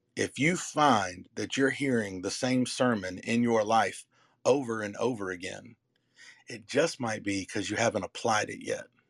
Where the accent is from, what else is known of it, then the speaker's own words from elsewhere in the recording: the Carolinas, United States; I'm from Carolina